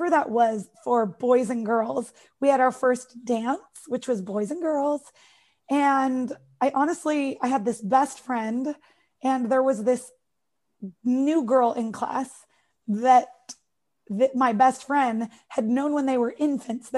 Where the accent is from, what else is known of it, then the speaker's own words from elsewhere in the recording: United States; accent: American; from America